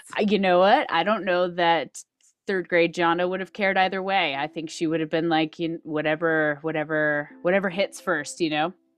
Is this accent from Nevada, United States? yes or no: yes; Reno, Nevada, United States; also born or lived in Manteca, California; I grew up in Reno, Nevada, though I did spend the first eight-ish years of my life in Manteca, California